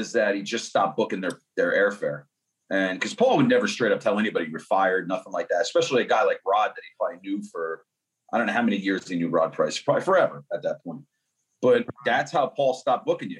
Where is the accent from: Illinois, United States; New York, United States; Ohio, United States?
New York, United States; upstate; I'm from upstate New York